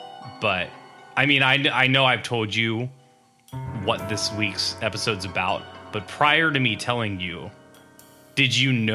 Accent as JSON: {"language": "English", "region": "New Jersey", "country": "United States"}